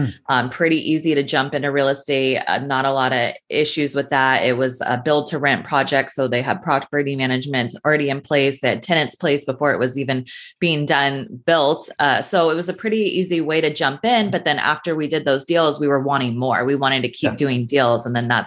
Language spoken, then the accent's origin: English; California, United States; now in Los Angeles, United States; So I grew up in Northern California.